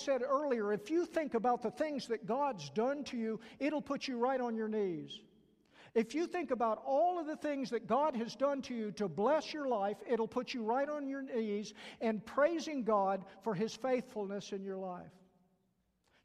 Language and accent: English; the South, United States; accent: southern; my southern accent